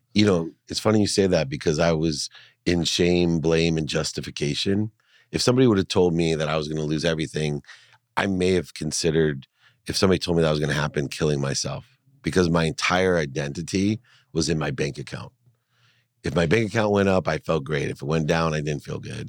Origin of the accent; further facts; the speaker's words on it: San Diego, California, United States; also born or lived in Akron, Ohio; I moved from Akron to San Diego